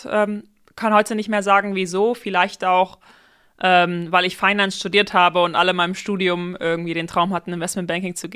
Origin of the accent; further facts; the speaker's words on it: Aachen, North Rhine-Westphalia, Germany; now in Berlin, Germany; ich komme aus Aachen, bin 27 Jahre alt und wohne heute in Berlin